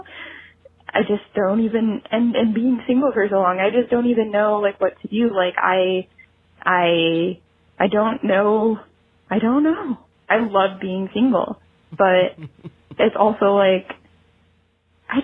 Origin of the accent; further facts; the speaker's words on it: Cleveland, Ohio, United States; My hometown is Cleveland